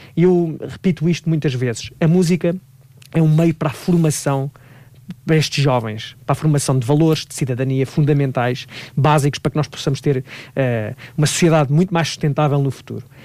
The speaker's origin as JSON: {"language": "Portuguese", "town": "Leiria", "region": "Leiria District", "country": "Portugal", "tie": "born or raised there", "said": "em Leiria, por acaso vai ser na minha terra"}